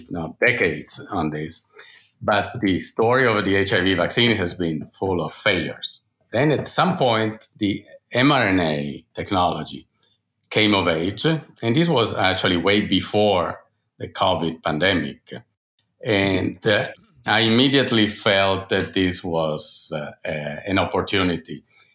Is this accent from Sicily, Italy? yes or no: no; Turin, Piedmont, Italy; moved away as an adult; now in United States; I'm an Italian doctor and scientist, and now an American citizen, but I grew up in Torino, Italy